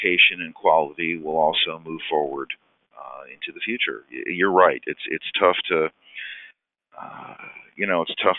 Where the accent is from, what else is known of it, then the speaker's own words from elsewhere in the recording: Detroit, Michigan, United States; now in Cleveland, United States; the best concert I ever saw was growing up in Detroit at Cobo Hall